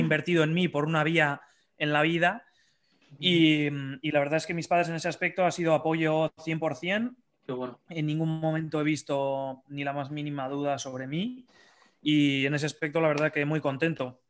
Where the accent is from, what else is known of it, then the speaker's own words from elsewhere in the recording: Bilbao, Basque Country, Spain; soy de Bilbao